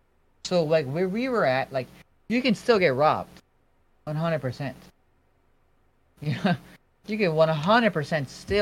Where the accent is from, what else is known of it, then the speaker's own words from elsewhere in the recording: United States; There's people living there, and like I'm from America, and my cousins are there.